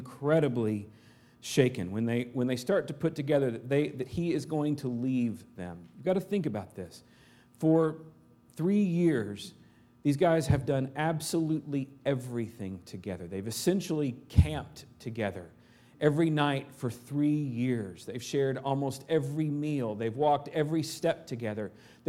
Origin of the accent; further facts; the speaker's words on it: Arkansas, United States; moved away; back home in Arkansas